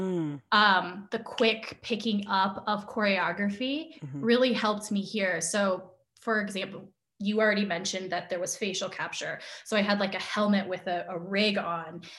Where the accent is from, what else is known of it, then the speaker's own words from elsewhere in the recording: United States; I'm Asian American. I've grown up in an Asian American household